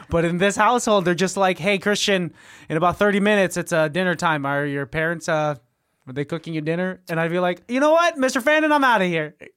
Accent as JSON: {"language": "English", "town": "Pittsburg", "region": "California", "country": "United States", "also_born_or_lived": "Antioch, California", "moved": "yes", "said": "I'm from, like, the nine two five Pittsburgh"}